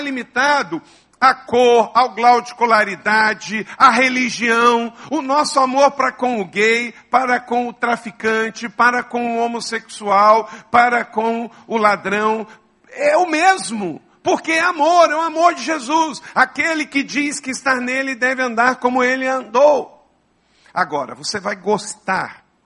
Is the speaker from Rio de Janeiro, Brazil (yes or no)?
yes; Macaé, Rio de Janeiro, Brazil; Eu sou nascido no estado do Rio, portanto eu sou fluminense. Eu nasci em Macaé, eu sou papagoiaba